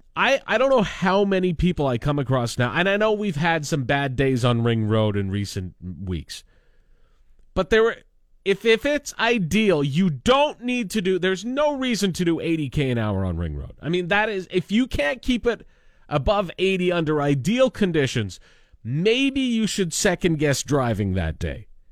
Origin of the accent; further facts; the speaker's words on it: Lanigan, Saskatchewan, Canada; now in Regina, Canada; my hometown of Lanigan, which is, you know, under fifty, fifteen hundred people